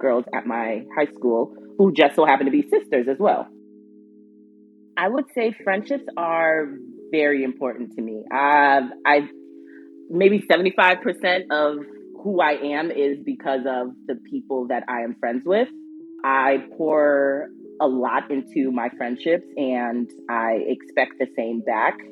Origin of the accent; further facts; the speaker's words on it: Minneapolis, Minnesota, United States; I am from Minneapolis, Minnesota